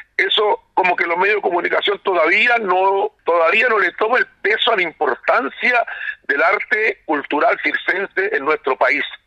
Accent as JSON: {"language": "Spanish", "country": "Chile", "said": "como todos chilenos"}